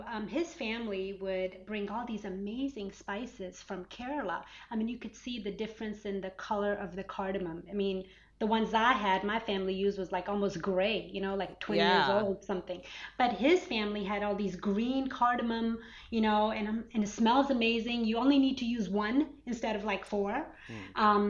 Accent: Atlanta, Georgia, United States; growing up in Atlanta and in America, kind of just trying to stay in touch with my culture, being very, very American, living in Atlanta

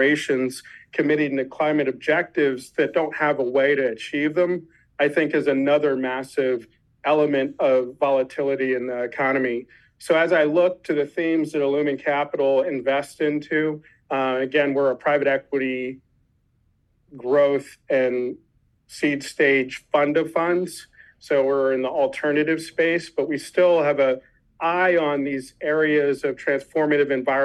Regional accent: Washington, District of Columbia, United States; I grew up in Washington, D.C.

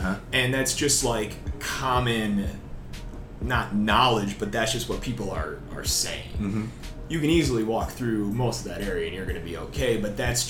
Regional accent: Wisconsin, United States; moved away; I'm originally from Wisconsin, a couple hours north of Milwaukee.

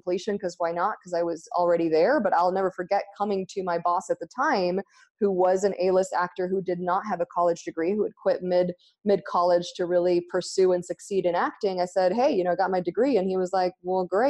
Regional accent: Argentina; English is a second language; moved away as an adult; also born or lived in United States; now in Ashland, United States; I grew up in Argentina

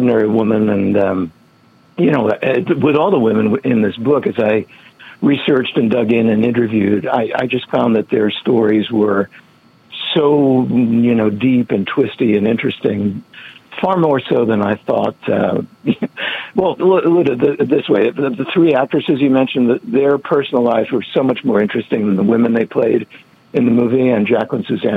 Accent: New England, United States; I grew up in New England

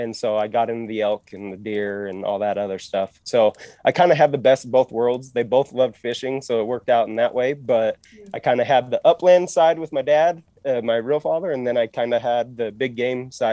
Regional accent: West Jordan, Utah, United States; I'm actually from West Jordan. I grew up in West Jordan

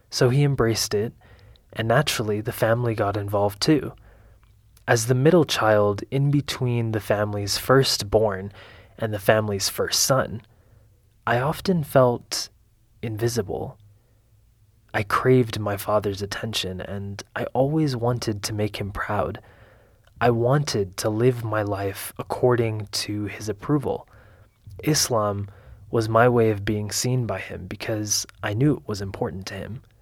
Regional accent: Allentown, Pennsylvania, United States; I was born and raised in Allentown, Pennsylvania. My parents were immigrants, my mother from Lebanon and my father from Syria. I grew up with two siblings, an older sister and a younger brother.

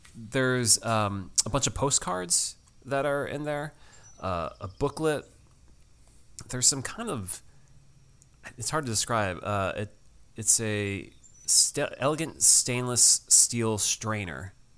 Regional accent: Connecticut, United States; Dave and I, we grew up at a beach that had some green, murky water

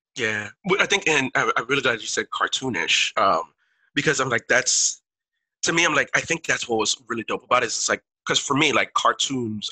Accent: Miami, Florida, United States; first language Haitian Creole; English is a second language; I grew up in Miami

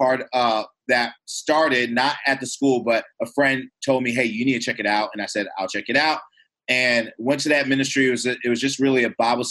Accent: Louisiana, United States; also born or lived in Michigan; my dad's job transferred him to Louisiana. And so I moved to Louisiana. I went to kind of finish up elementary school, went to middle school and high school there, Louisiana

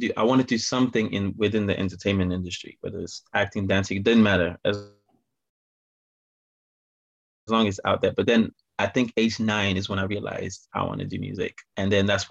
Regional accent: Belgium; now in Manchester, United Kingdom; I'm from Manchester, UK, and originally from Belgium

